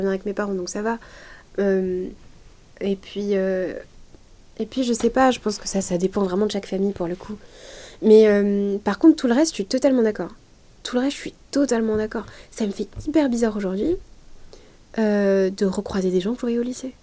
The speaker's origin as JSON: {"language": "French", "town": "Lyon", "region": "Auvergne-Rhône-Alpes", "country": "France", "tie": "born or raised there", "said": "Lyon, c'est là où j'ai grandi, c'est là où je suis née, j'ai jamais mm. vécu ailleurs qu'à Lyon"}